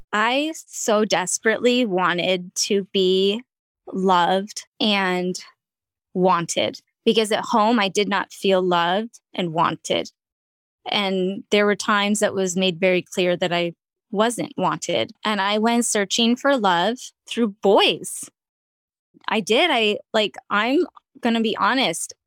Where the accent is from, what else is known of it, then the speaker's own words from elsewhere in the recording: Ventura County, California, United States; also born or lived in Long Beach, California; where I grew up in Ventura County